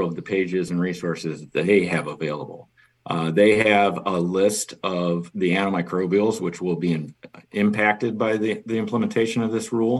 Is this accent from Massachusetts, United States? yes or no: no; Chicago, Illinois, United States; also born or lived in Kansas; now in Schaumburg, United States; I am originally from Chicago